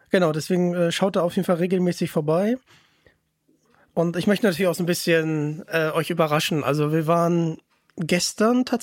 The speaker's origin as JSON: {"language": "German", "region": "North Rhine-Westphalia", "country": "Germany", "said": "Ich komme ja aus Nordrhein-Westfalen. Ich habe leider keinen rheinländischen Akzent mehr."}